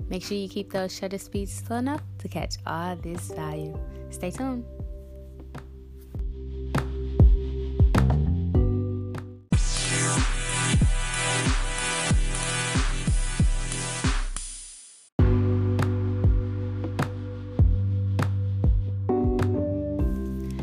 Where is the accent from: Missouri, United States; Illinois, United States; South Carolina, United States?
Missouri, United States; St. Louis; I've started in St. Louis because I mean, honestly, just because that's my hometown